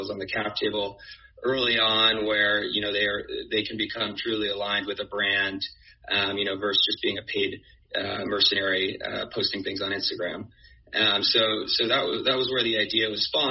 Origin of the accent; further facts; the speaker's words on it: Bay Area, California, United States; moved away as an adult; also born or lived in New York; I grew up in the Bay Area, went to college on the East Coast, and ended up in New York